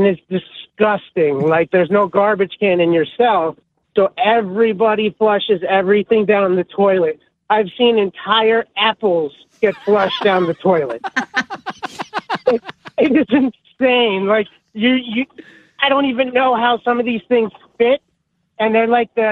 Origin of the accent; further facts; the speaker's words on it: Monmouth County, New Jersey, United States; now in Raleigh, United States; I'm originally from Monmouth County